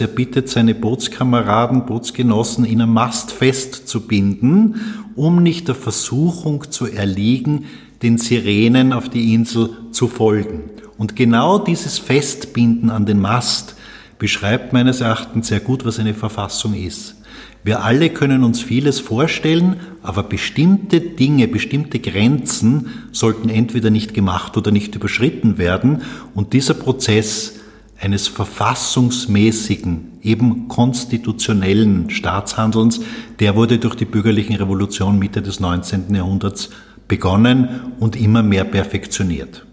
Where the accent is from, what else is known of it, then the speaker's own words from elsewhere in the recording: Salzburg, Austria; now in Vienna, Austria; Ich bin 1960 in Salzburg geboren, bin also Migrant in Wien